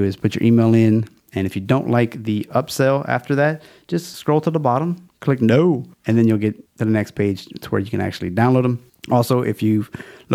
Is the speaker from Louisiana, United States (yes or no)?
yes; Louisiana, United States; We got a Louisiana theme. It's my home state, so I'm kind of fond of it